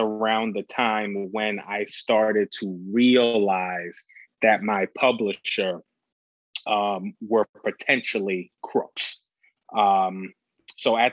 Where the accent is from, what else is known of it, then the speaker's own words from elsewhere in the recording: New York City, New York, United States; also born or lived in Toledo, Ohio / Bowling Green, Ohio; now in Austin, United States; I'm originally from Brooklyn, New York. I grew up on 105th Street in Brooklyn